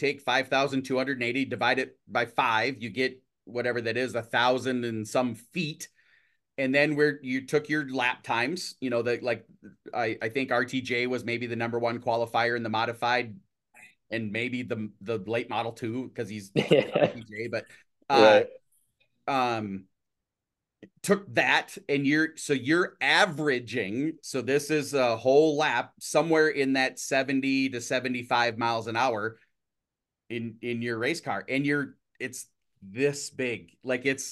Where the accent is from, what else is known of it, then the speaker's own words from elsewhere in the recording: Minnesota, United States; I'm from Minnesota